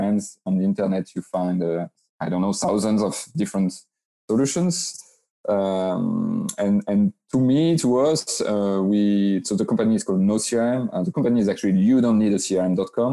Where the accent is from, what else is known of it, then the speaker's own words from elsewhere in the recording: France; also born or lived in Biarritz, France; I'm a French guy living in southwest of France, close to Biarritz